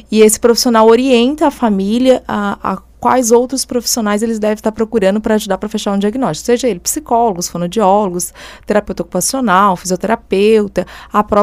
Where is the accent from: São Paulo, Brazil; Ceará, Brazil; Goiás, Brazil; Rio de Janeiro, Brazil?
Goiás, Brazil; now in Forquilhinha, Brazil; natural de Séries, no interior de Goiás, não sou daqui, né?